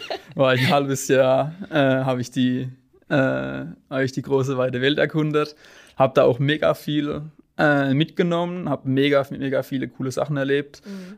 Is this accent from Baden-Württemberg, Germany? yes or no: yes; Sinsheim, Baden-Württemberg, Germany; ich bin 21 Jahre alt und komme aus Sinsheim gebürtig